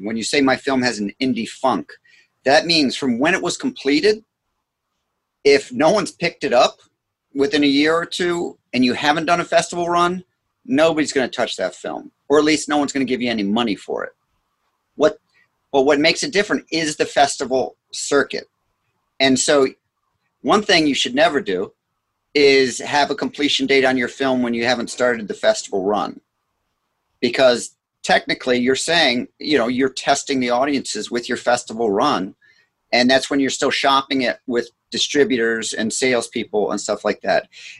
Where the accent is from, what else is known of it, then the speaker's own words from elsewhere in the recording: Scotland, United Kingdom; I'm Scottish, so that's important to me.